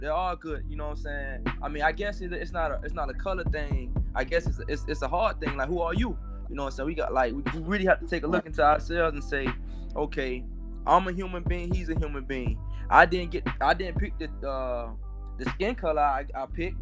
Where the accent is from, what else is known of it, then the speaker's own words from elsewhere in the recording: Miami, Florida, United States; I'm from the area in Miami called Liberty City